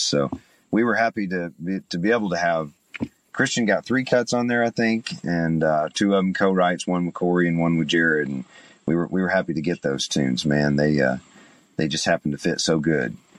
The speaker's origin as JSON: {"language": "English", "town": "Chattanooga", "region": "Tennessee", "country": "United States", "moved": "as an adult", "lives_now": "Nashville, United States", "said": "I'm from East Tennessee. I'm from Chattanooga, so not a very far drive, about 150 miles."}